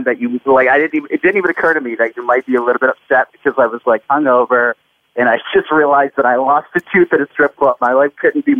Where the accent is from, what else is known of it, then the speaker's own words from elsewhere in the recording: Flint, Michigan, United States; Flint, Michigan, my hometown.